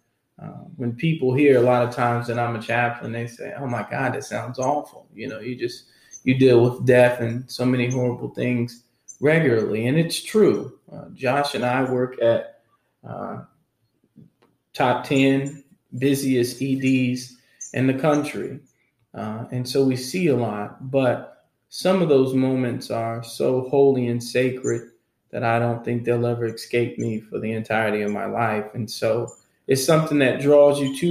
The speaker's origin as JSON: {"language": "English", "town": "Winston-Salem", "region": "North Carolina", "country": "United States", "said": "I'm originally from Winston-Salem, North Carolina"}